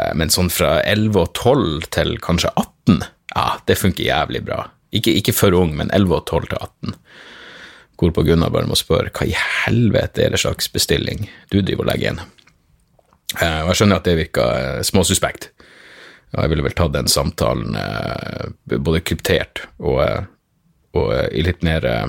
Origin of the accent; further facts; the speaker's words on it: Narvik, Nordland, Norway; moved away; jeg vokste opp i Narvik